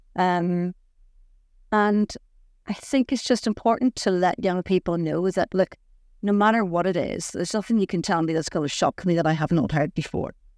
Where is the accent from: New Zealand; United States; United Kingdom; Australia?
United Kingdom; Saintfield, Northern Ireland; I was born in Saintfield in County Down